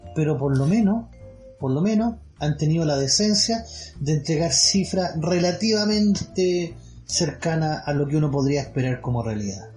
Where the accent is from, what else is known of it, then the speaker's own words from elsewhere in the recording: Chile; como buen chileno